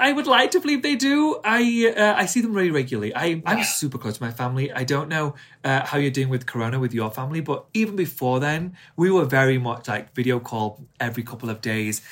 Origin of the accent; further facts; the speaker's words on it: England, United Kingdom; accent: strong English; I speak in my strong English accent